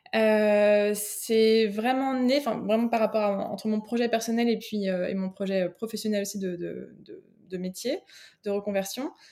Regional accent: France; moved away as an adult; now in Belgium; j'habite en Belgique, je suis française d'origine, mais ça fait euh, une bonne quinzaine d'années là que je suis euh, que je suis ici

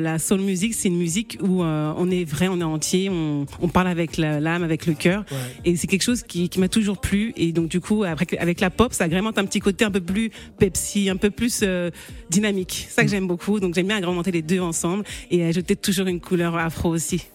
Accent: Rouen, Normandy, France; je suis originaire de Guinée-Bissau, je suis née en Normandie, à Rouen

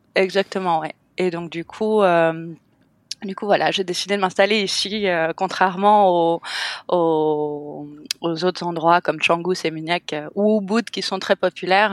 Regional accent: Cannes, Provence-Alpes-Côte d'Azur, France; moved away as an adult; now in Bali, Indonesia; je suis française, je suis moitié hollandaise, je suis née à Cannes, dans la French Riviera, et ça fait 14 ans que je suis en Asie maintenant

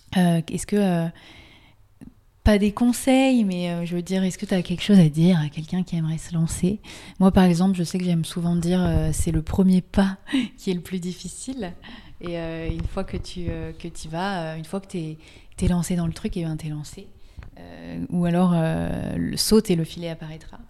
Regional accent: France; accent: French; avec mon super accent français

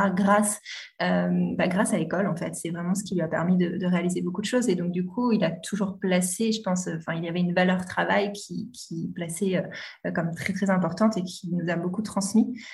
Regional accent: Normandy, France; j'ai passé mon enfance en Normandie

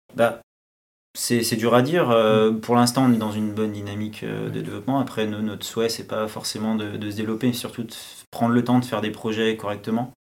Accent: France; pour nous, en tant que Français

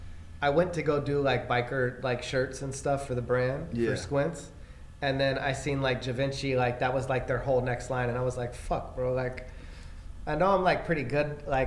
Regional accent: California, United States; I'm from California.

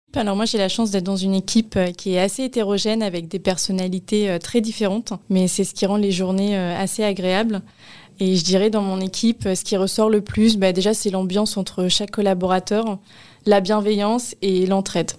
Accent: Paris region, Île-de-France, France; moved away; je suis originaire de la région, euh, parisienne, où j'y ai passé, euh, quelques années. Et après, mes parents ont pris le cap, euh, vers l'ouest.

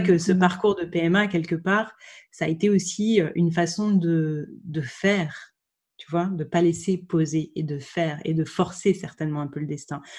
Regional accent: Dijon, Bourgogne-Franche-Comté, France; also born or lived in Lyon; j'ai grandi, j'ai grandi à Dijon, qui est la région où je suis née

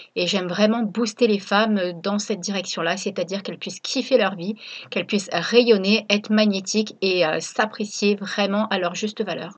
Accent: Reims, Grand Est, France; moved away as an adult; also born or lived in La Ciotat; now in Réunion, France; Je suis originaire de Reims

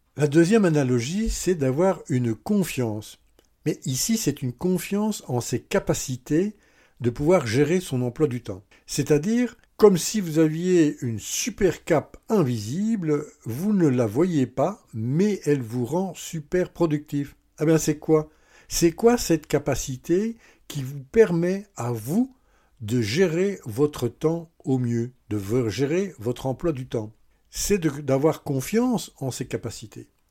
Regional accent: Belgium; Oui, je suis belge

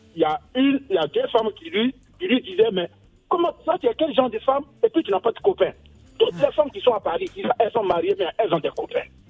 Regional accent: Côte d’Ivoire; moved away; je suis ivoirien

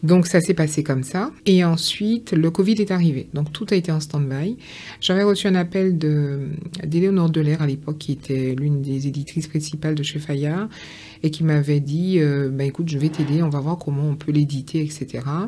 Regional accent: Pointe-à-Pitre, Guadeloupe; now in France; j'ai vécu à Pointe-à-Pitre, enfin je suis née à Pointe-à-Pitre

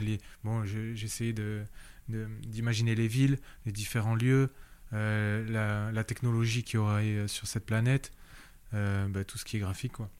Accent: Réunion; moved away as an adult; also born or lived in Paris; je suis rentré à La Réunion

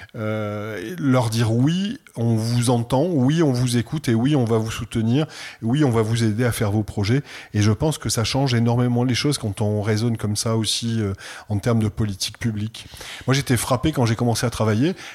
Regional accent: Provence-Alpes-Côte d'Azur, France; je suis provençal, né dans une famille provençale

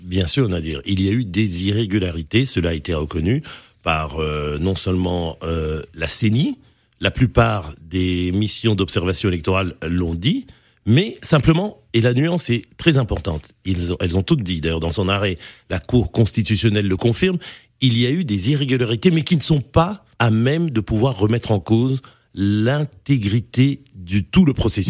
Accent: DR Congo; Chez nous, au Congo

